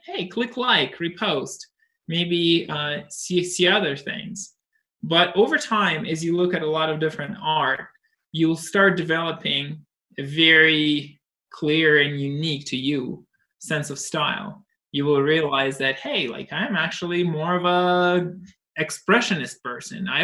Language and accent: English; Russia; moved away; I was brought up in Russia